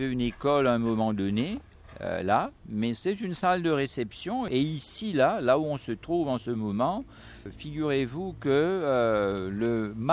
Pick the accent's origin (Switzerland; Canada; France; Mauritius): Mauritius; Port Louis; born there; Je suis né à Port-Louis.